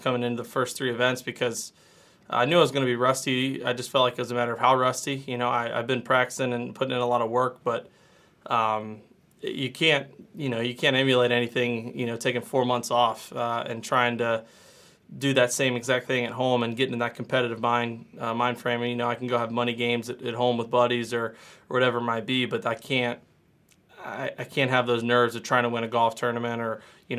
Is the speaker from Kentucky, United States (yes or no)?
yes; Louisville, Kentucky, United States; growing up in Louisville